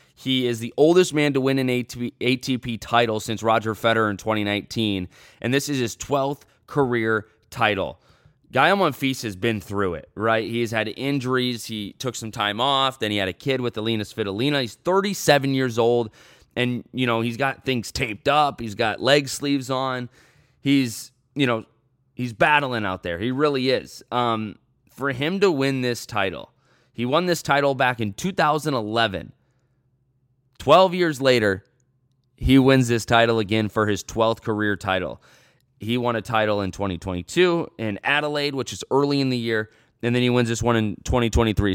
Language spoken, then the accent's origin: English; United States